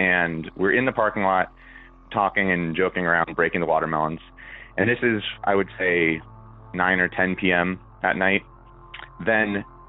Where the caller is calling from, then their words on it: Southern California, United States; I'm calling from Southern California